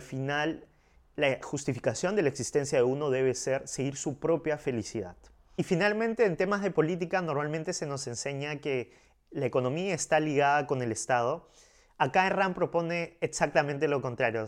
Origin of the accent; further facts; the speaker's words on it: Peru; yo soy de Perú, y me han, digamos, criado como católico